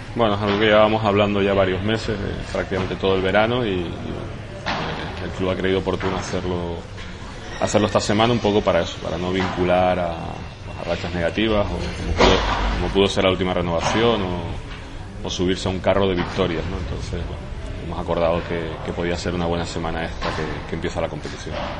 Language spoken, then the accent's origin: Spanish; Tenerife, Canary Islands, Spain; pero también como tinerfeño